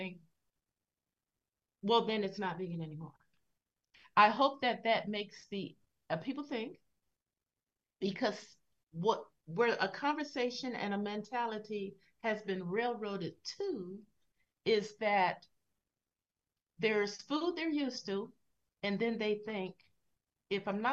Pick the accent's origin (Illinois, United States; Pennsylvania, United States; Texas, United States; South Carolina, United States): Pennsylvania, United States; Philadelphia; I come from Philadelphia. We're big on hoagies and deli slices.